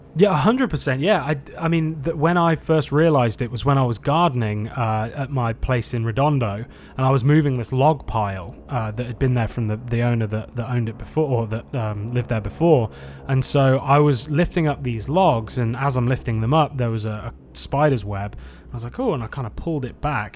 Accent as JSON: {"language": "English", "region": "England", "country": "United Kingdom", "tie": "born or raised there", "also_born_or_lived": "Hermosa Beach, United States", "moved": "yes", "lives_now": "United States", "said": "Growing up in England and going surfing in Newquay"}